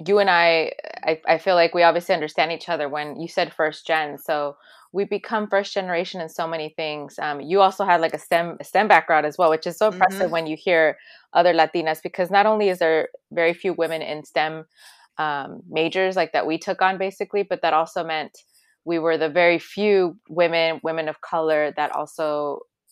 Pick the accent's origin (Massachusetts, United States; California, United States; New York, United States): California, United States; Los Angeles; also born or lived in El Salvador; Since I'm from El Salvador originally, I was born there, but I was raised in Los Angeles. I was like a year old when most of my family fled here during a civil war